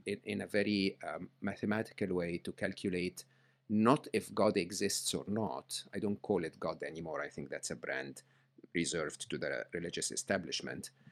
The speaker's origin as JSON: {"language": "English", "country": "Egypt", "tie": "born or raised there", "said": "I grew up in Egypt"}